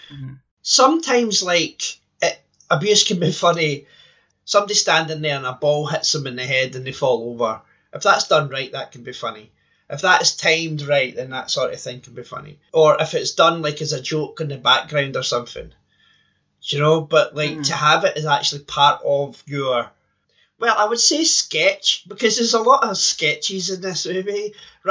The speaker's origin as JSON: {"language": "English", "region": "Scotland", "country": "United Kingdom", "tie": "born or raised there", "said": "growing up in Scotland in the 80s"}